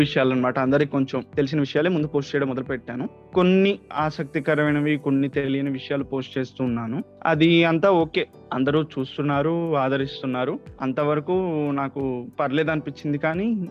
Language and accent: Telugu; Medarametla, Andhra Pradesh, India; first language Telugu; also born or lived in Chennai; మాది ప్రకాశం జిల్లాలో ఒంగోలు పక్కన మేదర్మెట్ల అండి నేను చదువుకున్నది మొత్తం ఇక్కడే